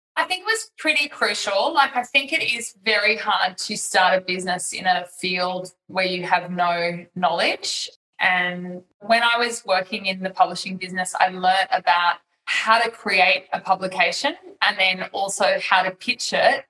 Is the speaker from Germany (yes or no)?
no; Australia; moved away as an adult; also born or lived in Singapore; I'm an Australian mum of three, and I now live in Australia, but I have spent 11 years of my life living as an expat in Singapore